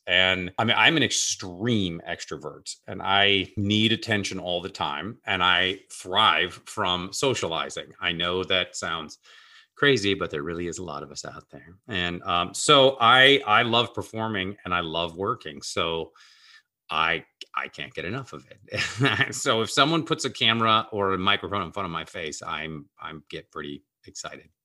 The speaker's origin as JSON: {"language": "English", "town": "Seattle", "region": "Washington", "country": "United States", "tie": "born or raised there", "moved": "yes", "lives_now": "Los Angeles, United States", "said": "I grew up in Seattle where half of the people, a, at a time when half the people worked at Boeing"}